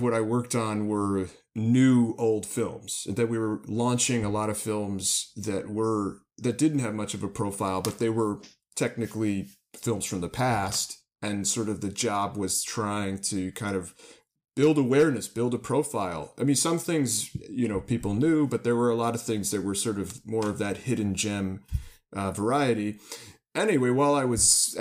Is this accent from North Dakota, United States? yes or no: no; the New York area, United States; also born or lived in Bloomington, Indiana; I grew up in the New York area.